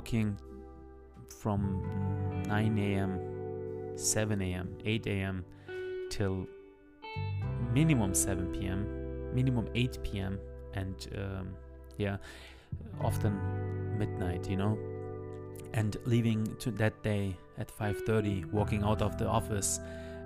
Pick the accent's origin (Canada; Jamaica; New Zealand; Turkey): Turkey; English is a second language; moved away; also born or lived in Germany; I born in Germany, but I grew up later on in Turkey